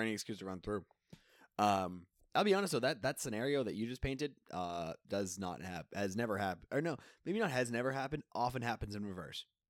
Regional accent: south of Boston, Massachusetts, United States; I'm from south of Boston

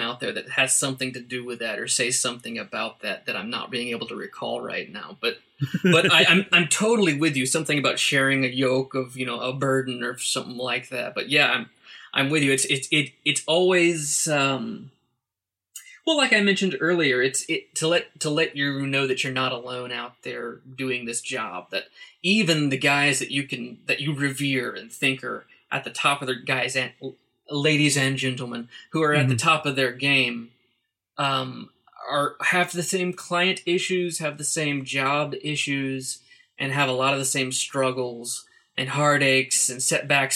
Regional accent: Shawnee, Oklahoma, United States; I grew up in a town outside of Oklahoma City, just east of Oklahoma City, called Shawnee

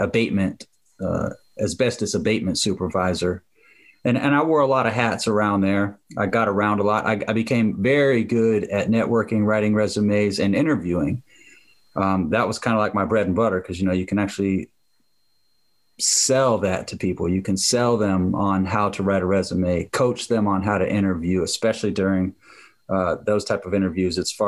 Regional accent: Jacksonville, Florida, United States; I'm from Jacksonville, Florida.

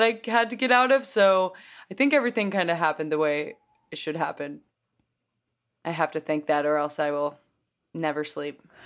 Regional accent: Oklahoma City, Oklahoma, United States; moved away as an adult; also born or lived in New York; growing up in Oklahoma

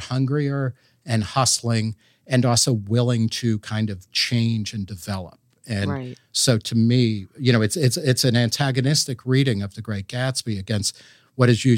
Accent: Middletown, New Jersey, United States; also born or lived in Brooklyn, New York; I grew up in Middletown, New Jersey, which is about 50 miles from here

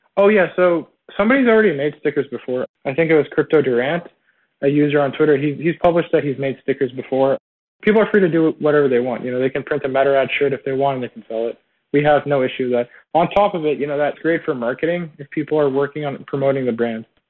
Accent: Toronto, Ontario, Canada; I'm originally from Toronto

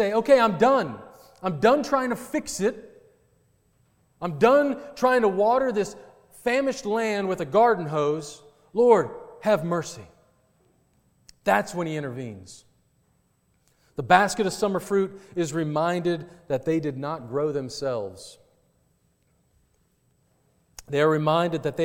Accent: Kentucky, United States; where I grew up in Kentucky

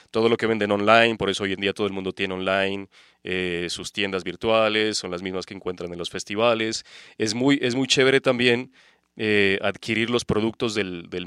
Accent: Nariño, Colombia; moved away; hay festivales gratuitos en, en mi tierra.

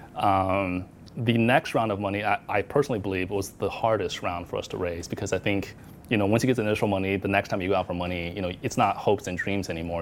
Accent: Arizona, United States; moved away as an adult; now in Hong Kong; I grew up in Arizona um, where there's not a lot of Asians

